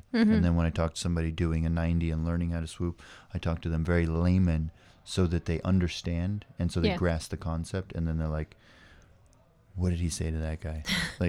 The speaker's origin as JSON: {"language": "English", "region": "Hawaii", "country": "United States", "said": "And I came from Hawaii. We deal with the wind a lot."}